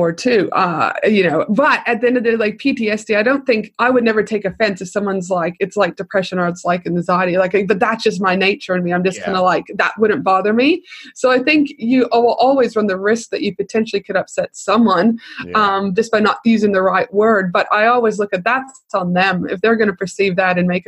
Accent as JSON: {"language": "English", "country": "Canada", "said": "I'm from Canada."}